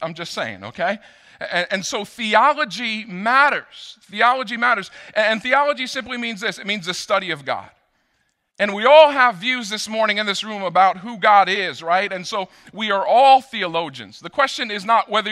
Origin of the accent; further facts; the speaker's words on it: Rockland County, New York, United States; I grew up in Rockland County. I know my way around